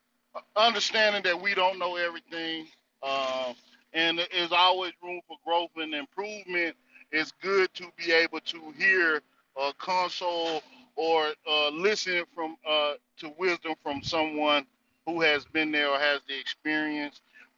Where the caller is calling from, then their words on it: North Carolina, United States; from the North Carolina territory.